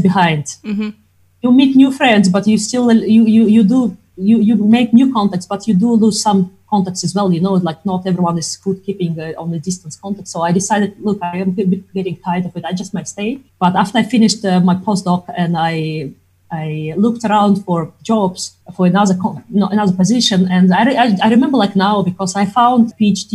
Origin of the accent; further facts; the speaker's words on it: Crimea, Ukraine; first language Russian; English is a second language; moved away as an adult; also born or lived in Netherlands / Belfast; now in Ireland; I am originally from Crimea, which is, well, I consider part of Russia, but it used to be part of Ukraine